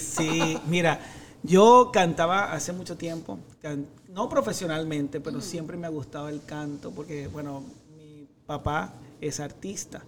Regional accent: Maracaibo, Zulia, Venezuela; now in United States; yo soy Maracucho y seguiré siendo Maracucho siempre

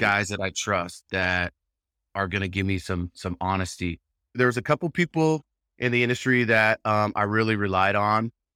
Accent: Southern California, United States; I live in Southern California, I'm from Southern California

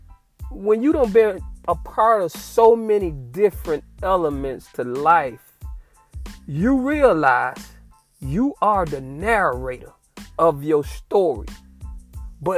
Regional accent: Fort Myers, Florida, United States; I'm from Fort Myers, Florida. Born and raised

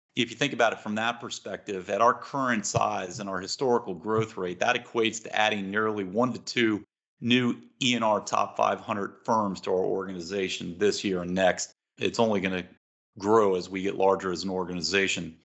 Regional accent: Long Island, New York, United States; moved away; I'm originally from Long Island, New York, home of the nation's best pizza

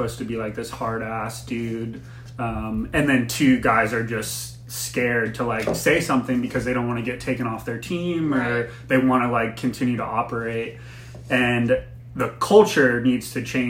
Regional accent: Florida, United States; moved away; I'm from Florida originally.

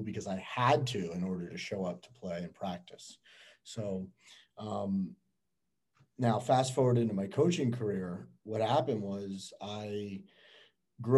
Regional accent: Miami, Florida, United States; born and raised in Miami.

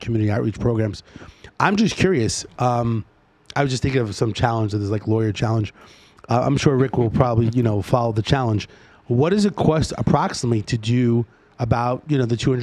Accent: New York City, New York, United States; now in Nevada, United States; my hometown, New York City

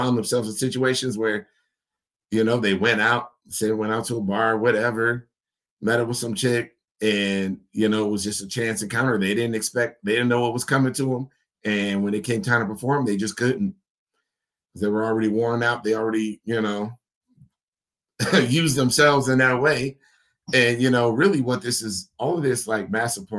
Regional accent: United States; as an American man

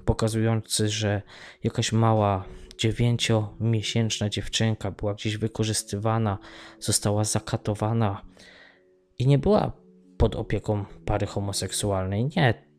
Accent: Tarnów, Lesser Poland, Poland; now in Ireland; Ja wychowałem się w Tarnowie, w dzielnicy Mościce

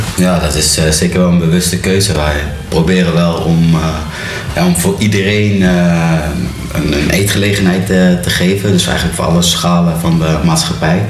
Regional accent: Netherlands; moved away as an adult; now in Belgium; 30 jaar, geboren in Nederland

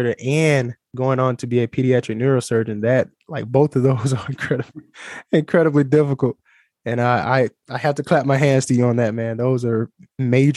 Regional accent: United States; accent: American; the American accent is hindering me a little bit

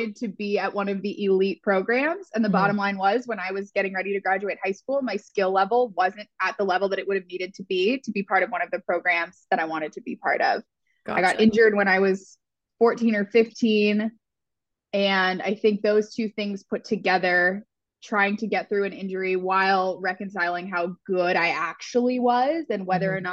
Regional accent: Houston, Texas, United States; moved away as an adult; also born or lived in Philadelphia; I grew up in Houston, Texas

